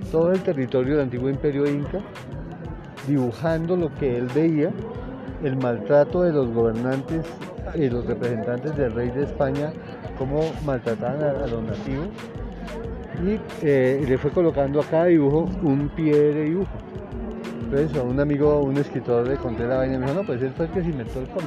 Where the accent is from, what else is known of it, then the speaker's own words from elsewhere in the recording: Usaquén, Bogotá, Colombia; born there; yo nací aquí en Usaquén y soy de la familia de los descendientes del fundador de este pueblo.